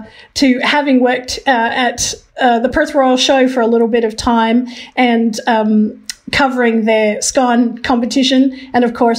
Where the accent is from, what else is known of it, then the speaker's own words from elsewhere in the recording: Philippines; moved away; also born or lived in Hong Kong; I was born in Hong Kong and I grew up in the Philippines.